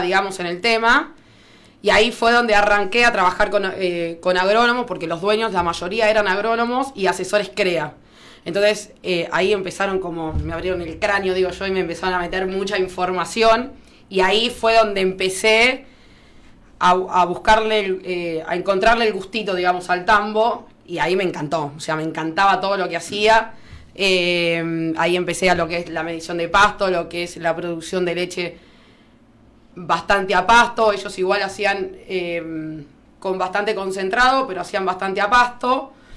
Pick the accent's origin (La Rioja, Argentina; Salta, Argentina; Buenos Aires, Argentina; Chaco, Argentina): Buenos Aires, Argentina; La Madrid; moved away as an adult; also born or lived in Bahía Blanca / Rivera; yo nací en La Madrid